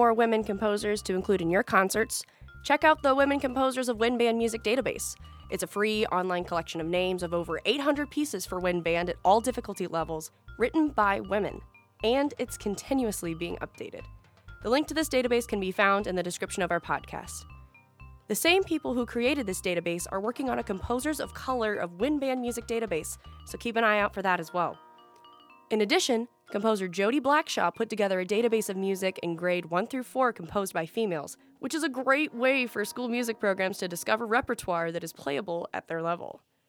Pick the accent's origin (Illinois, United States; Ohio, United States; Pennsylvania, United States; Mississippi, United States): Illinois, United States; Jerseyville; my hometown of Jerseyville, Illinois.